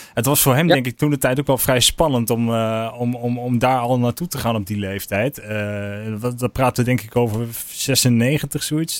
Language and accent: Dutch; Haaksbergen, Overijssel, Netherlands; also born or lived in Enschede; ik ben geboren in Enschede en ik ben opgegroeid in Haaksbergen